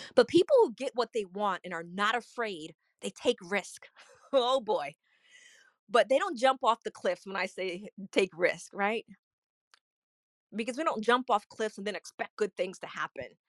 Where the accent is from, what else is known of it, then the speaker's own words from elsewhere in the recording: New York, United States; moved away as an adult; now in Florida, United States; I grew up in New York